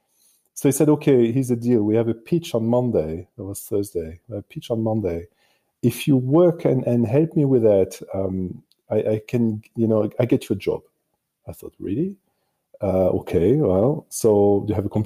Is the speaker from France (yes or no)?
yes; France; born or raised there; English is a second language; moved away as an adult; also born or lived in Marseille, France / Paris, France / Australia; now in Munich, Germany